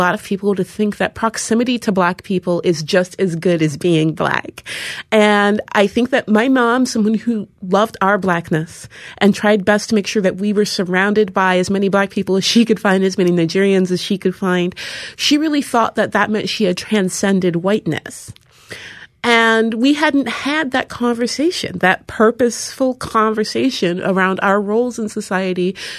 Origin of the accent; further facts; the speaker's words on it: Seattle, Washington, United States; Seattle is a weird place. There's hardly any black people there, and especially when I was growing up, there were hardly any at all.